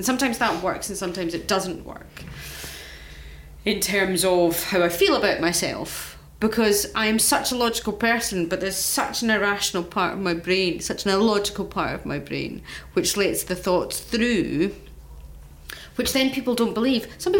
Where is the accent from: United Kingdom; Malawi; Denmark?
United Kingdom; Scotland; I'm Scottish